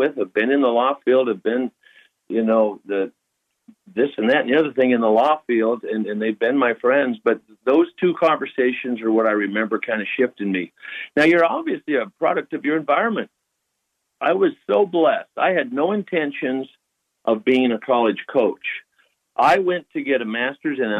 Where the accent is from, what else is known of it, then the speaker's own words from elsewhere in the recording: Missoula, Montana, United States; moved away as an adult; also born or lived in Butte, Montana; now in Irvine, United States; I was born in Butte, actually, and then moved to Missoula when I was very young